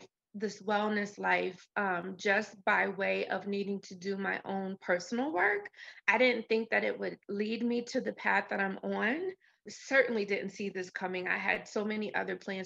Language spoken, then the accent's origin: English; New Jersey, United States; That's where I grew up in New Jersey.